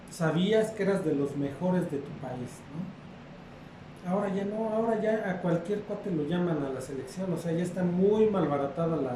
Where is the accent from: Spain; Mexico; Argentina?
Mexico; como mexicano da tristeza